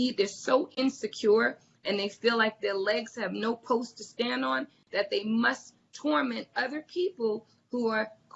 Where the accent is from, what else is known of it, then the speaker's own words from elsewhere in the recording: New Jersey, United States; growing up in Jersey, there were 50 people that if I just walked down the street the wrong way, my parents had a phone call